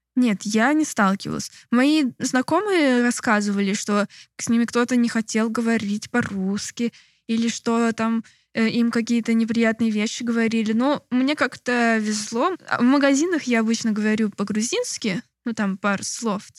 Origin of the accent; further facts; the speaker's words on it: Moscow, Russia; moved away as an adult; also born or lived in Novosibirsk; now in Georgia; Я вообще из Москвы